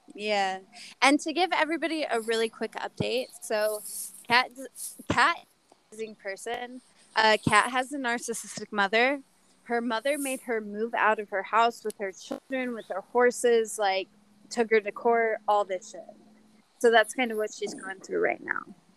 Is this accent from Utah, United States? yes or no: yes; Utah, United States; I come from Utah